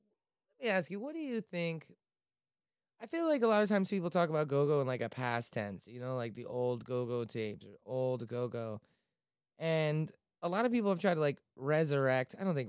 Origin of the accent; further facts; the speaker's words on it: Falls Church, Virginia, United States; I grew up in Falls Church, you know, in the city of Falls Church